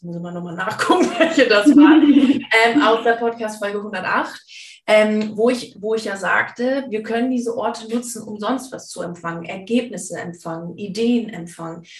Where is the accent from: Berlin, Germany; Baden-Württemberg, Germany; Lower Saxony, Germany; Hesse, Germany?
Lower Saxony, Germany; East Frisia; ich komme ja aus Ostfriesland